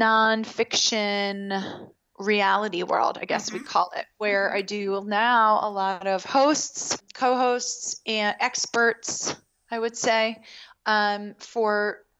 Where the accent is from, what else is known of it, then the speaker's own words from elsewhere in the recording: Baltimore, Maryland, United States; I grew up in Baltimore